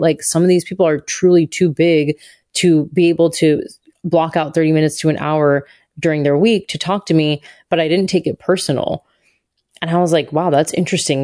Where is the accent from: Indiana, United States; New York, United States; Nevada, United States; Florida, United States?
Florida, United States; Satellite Beach; I grew up in Satellite Beach, Florida.